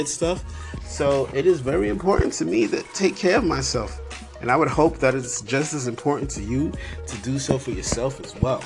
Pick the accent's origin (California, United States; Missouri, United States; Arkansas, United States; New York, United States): New York, United States; New York City; being a New Yorker